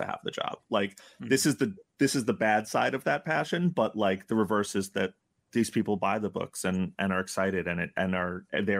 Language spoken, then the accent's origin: English; New York, United States; we're from New York